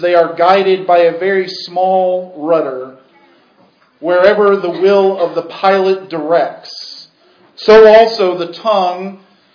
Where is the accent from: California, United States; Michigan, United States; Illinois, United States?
Michigan, United States; Portage; I grew up in Portage, Michigan, near Kalamazoo